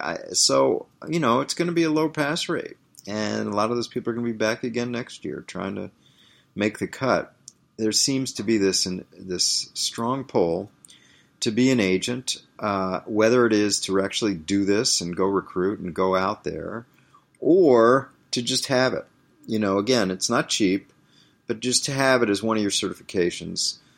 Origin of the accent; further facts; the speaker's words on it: Washington, District of Columbia, United States; moved away; Washington, D C, my hometown